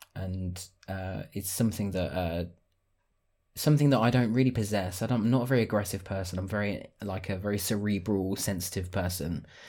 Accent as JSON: {"language": "English", "town": "Northampton", "region": "East Midlands", "country": "United Kingdom", "moved": "as an adult", "lives_now": "Cambridgeshire, United Kingdom", "said": "I'm from Northampton originally"}